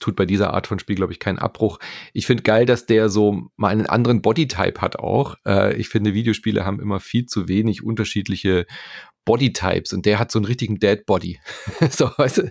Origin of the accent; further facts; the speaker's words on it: Germany; hier bei uns in Deutschland